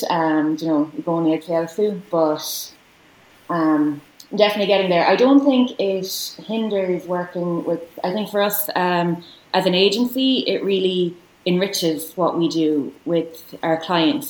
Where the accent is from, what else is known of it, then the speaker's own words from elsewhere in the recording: Galway, Connacht, Ireland; also born or lived in New York; I'm from Galway